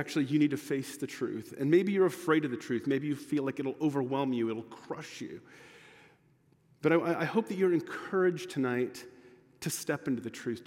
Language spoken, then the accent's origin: English; United States; I'm American